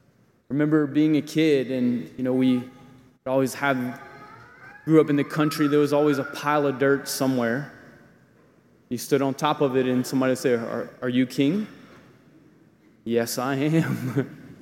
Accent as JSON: {"language": "English", "country": "United States"}